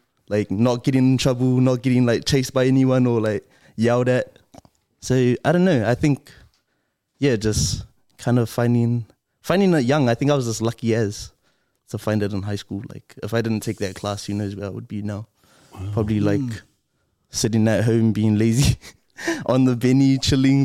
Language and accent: English; Auckland, New Zealand; I grew up in Mangere